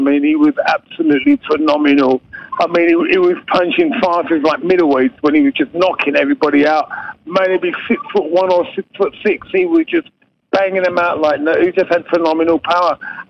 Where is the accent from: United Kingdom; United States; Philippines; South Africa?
United Kingdom; England; now in Australia